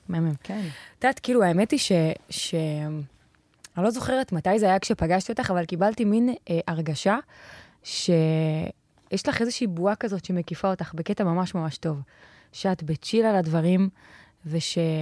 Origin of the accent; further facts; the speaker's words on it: Ashdod, Southern District, Israel; אני מגיעה מאשדוד